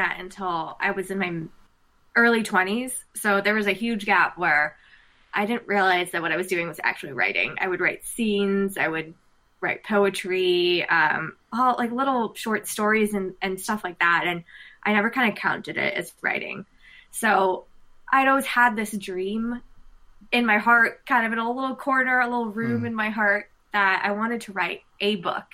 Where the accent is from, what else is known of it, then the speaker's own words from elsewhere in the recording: United States; being Indian American